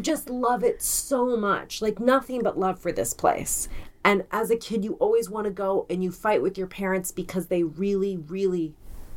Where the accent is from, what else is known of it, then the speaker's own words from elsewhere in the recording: Colorado, United States; moved away; I grew up in Colorado